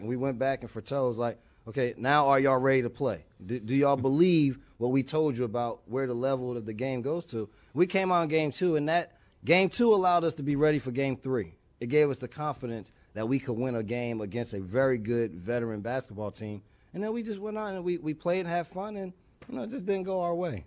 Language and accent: English; East Orange, New Jersey, United States; moved away as an adult; also born or lived in California; I was a kid from East Orange, New Jersey, going to California